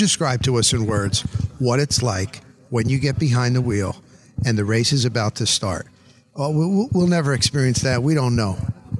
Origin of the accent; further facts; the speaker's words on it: New Jersey, United States; moved away as an adult; I grew up in New Jersey.